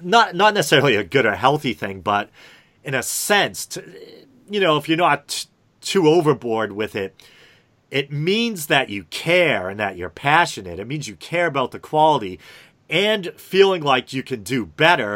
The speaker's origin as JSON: {"language": "English", "region": "New England", "country": "United States", "accent": "New England", "said": "if they're not a New Englander, you know, people like find my accent funny"}